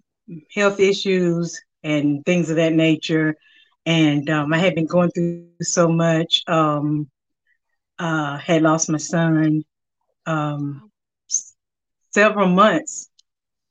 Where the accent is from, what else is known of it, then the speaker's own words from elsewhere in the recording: Winston-Salem, North Carolina, United States; I'm from Winston-Salem, North Carolina. Been here all my life